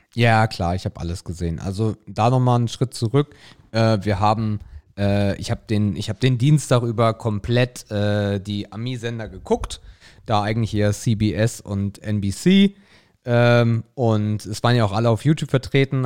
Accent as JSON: {"language": "German", "country": "Germany", "said": "bei uns in Deutschland"}